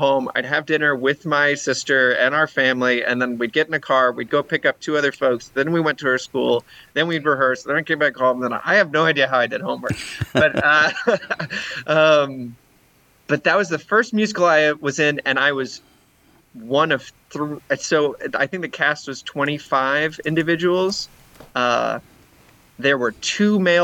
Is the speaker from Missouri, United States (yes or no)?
yes; St. Louis, Missouri, United States; also born or lived in Denver, Colorado / Iowa; I grew up in St. Louis.